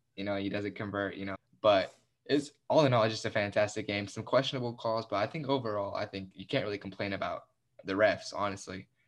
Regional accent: United States; I'm American, but I'm Mexican-American. I gr, I was born here, but I can play for Mexico

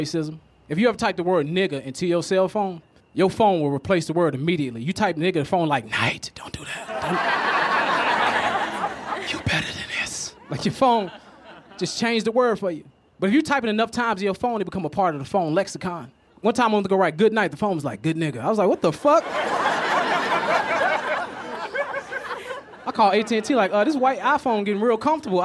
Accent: Chicago, Illinois, United States; I'm from Chicago.

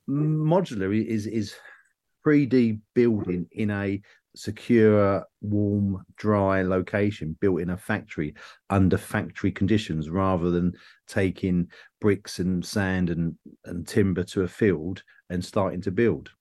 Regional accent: England, United Kingdom; I'm an English person

